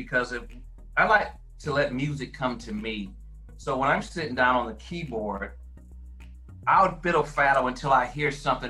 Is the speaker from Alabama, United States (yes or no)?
no; Flint, Michigan, United States; also born or lived in Clarksdale, Mississippi; And I grew up in Flint. I moved out of the city of Flint back in 1986. So I kind of moved out to the suburbs outside of Flint.